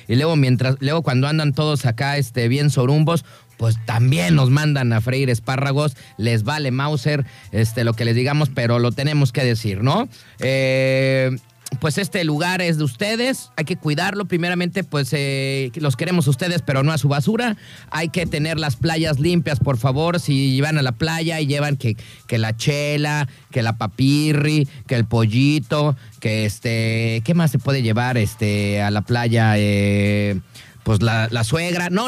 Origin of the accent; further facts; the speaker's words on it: Guadalajara, Jalisco, Mexico; pues es que yo soy de Guadalajara, güey, yo ya voy a, mi club, ahí tengo una albercota como de acá, como de alberca olímpica, y ahí, ahí me enseñaron a mí a nadar